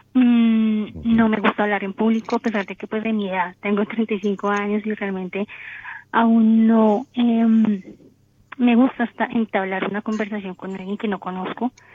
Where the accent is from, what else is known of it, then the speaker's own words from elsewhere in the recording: Bogotá, Colombia; yo soy de Colombia, Bogotá.